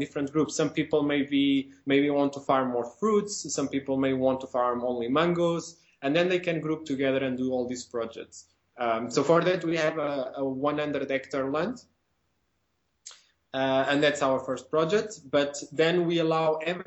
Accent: Portugal; I'm from Portugal as well

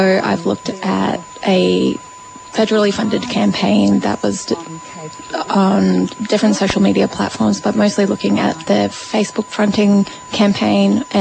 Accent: Brisbane, Queensland, Australia; now in Melbourne, Australia; I grew up in Meenyan and I live here in Naam

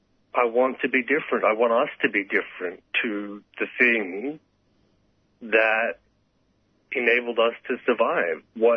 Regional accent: Sydney, New South Wales, Australia; my closest queer friends who I grew up with in Western Sydney.

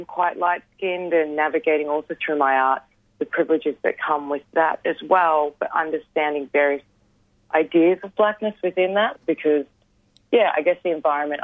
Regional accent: Geelong, Victoria, Australia; I grew up in Wathaurong country, more commonly known as Geelong

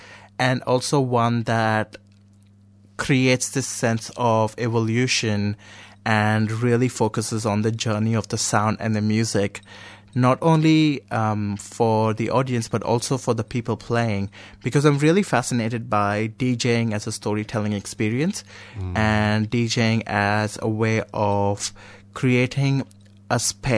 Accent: India; first language Konkani; English is a second language; They're all Indian, except for English. So Konkani, which is my mother tongue. I speak Marathi and Hindi. I speak Kannada. And then English, that's five.

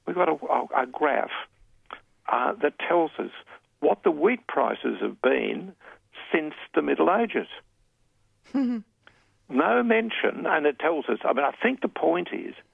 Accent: Brisbane, Queensland, Australia; my hometown of, here we are, back to good old Brisbane.

